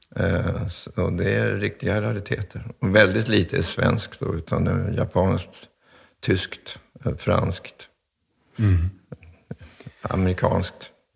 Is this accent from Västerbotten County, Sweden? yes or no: no; Stockholm, Stockholm County, Sweden; also born or lived in Hofors, Dalarna; Kungsholmen på Stockholm, så där är jag uppväxt